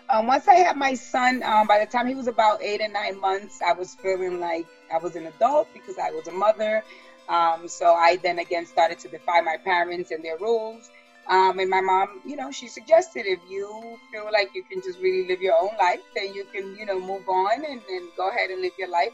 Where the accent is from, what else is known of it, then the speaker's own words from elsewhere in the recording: New York City, New York, United States; moved away as an adult; now in Westchester, United States; growing up in the South Bronx and coming from a broken home